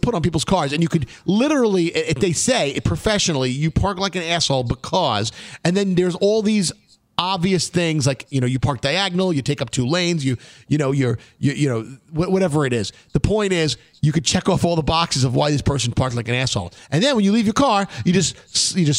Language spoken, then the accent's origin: English; New York City, New York, United States; growing up in Brooklyn when we were 15 years old